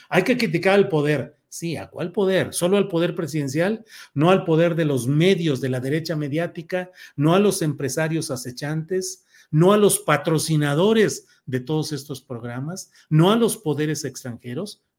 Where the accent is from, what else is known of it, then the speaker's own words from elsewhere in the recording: Torreón, Coahuila, Mexico; born there; also born or lived in San Luis Potosí / Mexico City; now in Guadalajara, Mexico; Yo nací en Torreón, Coahuila más que luego ya me fui volviendo potosino y luego chilango y ahora ando acá de tapatío